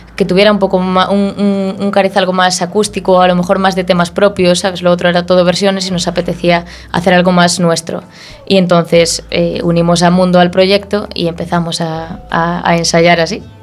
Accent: Fene, Galicia, Spain; now in A Coruña, Spain; yo soy de Perlío

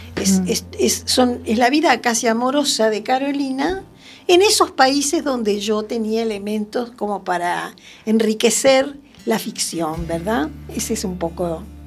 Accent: Montevideo, Uruguay; moved away as an adult; also born or lived in Venezuela; now in Arteixo, Spain; estoy aquí en, en Arteixo, radicada hace seis años, nací en Uruguay, Montevideo, y anduve bastante por el mundo

